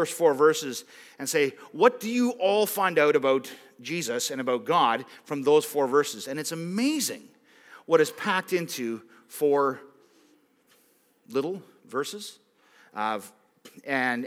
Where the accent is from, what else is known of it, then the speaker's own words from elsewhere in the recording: Roseisle, Manitoba, Canada; I grew up in Rose Isle, like just over there